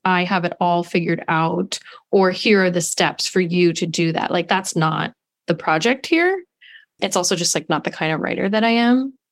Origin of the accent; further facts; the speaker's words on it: Los Angeles, California, United States; I was raised in Los Angeles by a mother